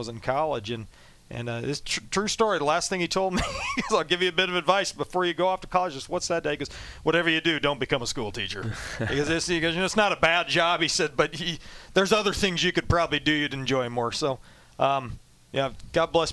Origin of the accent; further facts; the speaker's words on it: Toppenish, Washington, United States; moved away as an adult; also born or lived in Ellensburg, Washington / Indianapolis; now in Philadelphia, United States; I grew up outside of Yakima, a town called Toppenish, Washington